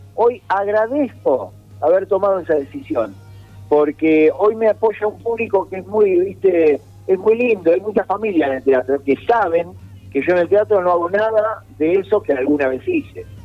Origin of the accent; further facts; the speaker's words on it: Mar del Plata, Buenos Aires Province, Argentina; moved away as an adult; now in Buenos Aires, Argentina; me volví a Mar del Plata